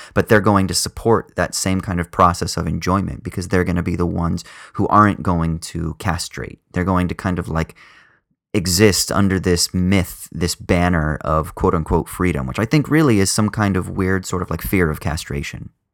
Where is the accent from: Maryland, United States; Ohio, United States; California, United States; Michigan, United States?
California, United States; Southern; I grew up in Southern California, quite conservative